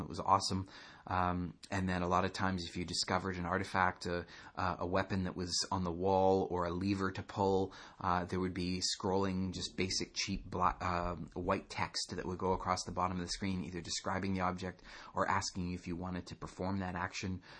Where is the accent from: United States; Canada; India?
Canada; I'm Canadian.